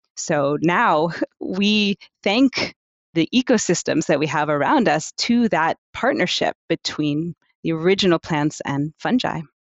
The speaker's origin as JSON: {"language": "English", "town": "New York City", "region": "New York", "country": "United States", "tie": "born or raised there", "moved": "as an adult", "lives_now": "Amsterdam, Netherlands", "said": "originally, I'm from the United States. I was born in New York City, but I've been in Amsterdam in the Netherlands for the last fifteen years or so"}